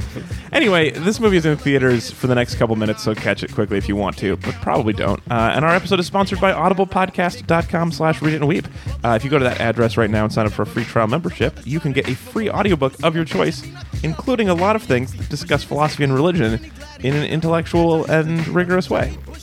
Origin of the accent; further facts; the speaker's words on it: Oakland, California, United States; She's from San Francisco, but we're from Oakland.